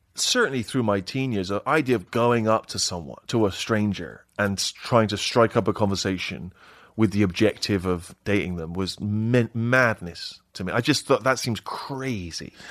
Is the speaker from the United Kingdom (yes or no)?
yes; Bristol, South West England, United Kingdom; moved away; My favorite hangout in Bristol, that's my hometown